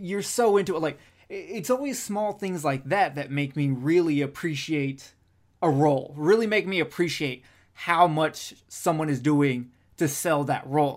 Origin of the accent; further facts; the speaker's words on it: Alabama, United States; I'm from Alabama